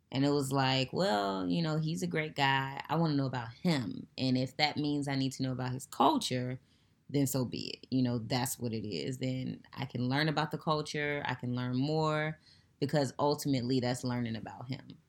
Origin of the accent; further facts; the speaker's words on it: United States; me being African-American